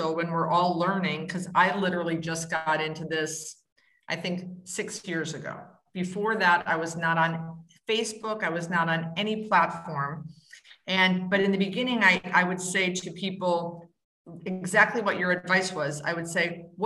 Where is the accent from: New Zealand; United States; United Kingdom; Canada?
United States; Wisconsin; I was raised in Wisconsin and the whole Midwest